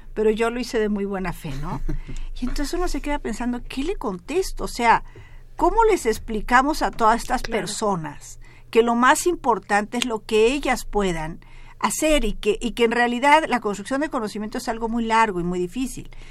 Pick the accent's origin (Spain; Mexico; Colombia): Mexico; me voy a ver reflejada como mexicana